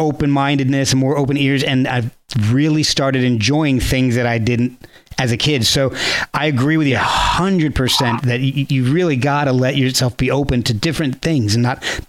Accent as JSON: {"language": "English", "region": "New Jersey", "country": "United States", "tie": "born or raised there", "said": "But if anybody in my school, I grew up in New Jersey, and anybody, I was a metalhead."}